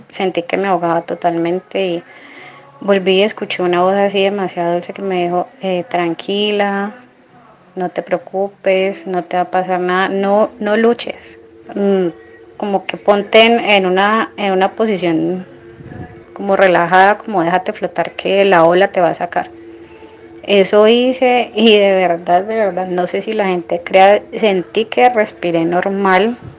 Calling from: Cali, Valle del Cauca, Colombia; Hola Carlos, soy Kelly de Cali, Colombia

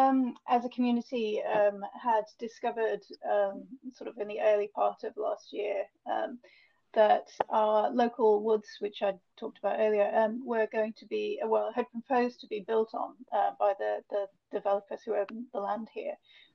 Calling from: Meon Vale, West Midlands, United Kingdom; I'm based in Meon Vale, which is a new village based just outside of Stratford-on-Avon.

